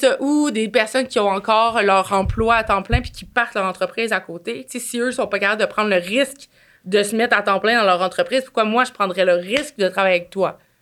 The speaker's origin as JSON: {"language": "French", "town": "Quebec City", "region": "Quebec", "country": "Canada", "said": "je viens de Québec"}